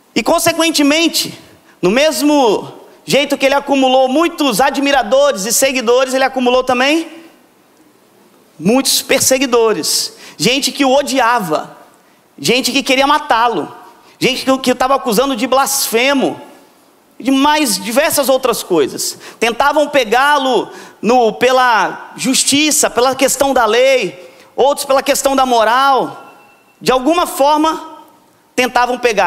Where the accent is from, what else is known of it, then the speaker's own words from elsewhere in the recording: Vitória, Espírito Santo, Brazil; Eu vim lá de Vitória, que tem muqueca capixaba